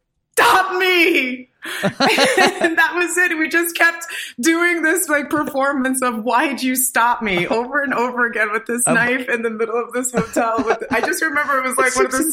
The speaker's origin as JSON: {"language": "English", "region": "New York", "country": "United States", "tie": "born or raised there", "said": "I grew up in New York"}